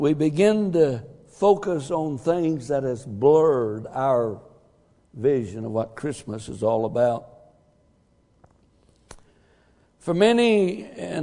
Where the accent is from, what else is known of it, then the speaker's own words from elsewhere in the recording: Texas, United States; I'm a Texan